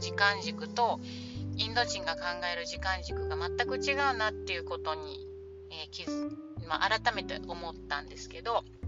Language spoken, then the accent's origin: Japanese; Japan; 日本人の日本で生まれ育った私たち